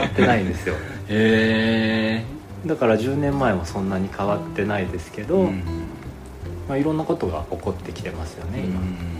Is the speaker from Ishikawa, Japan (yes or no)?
yes; Ishikawa, Japan; moved away as an adult; now in Yamanashi, Japan; 出身はね石川県です